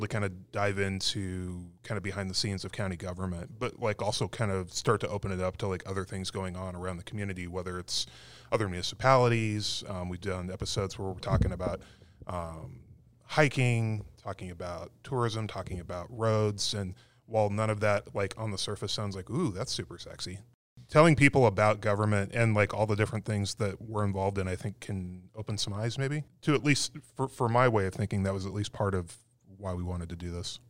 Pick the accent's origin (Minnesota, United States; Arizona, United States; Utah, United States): Arizona, United States; Tucson; moved away; I grew up in Tucson